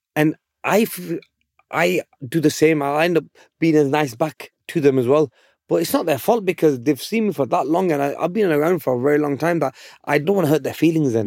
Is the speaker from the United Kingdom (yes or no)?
yes; Bolton, North West England, United Kingdom; I'm from Bolton, England.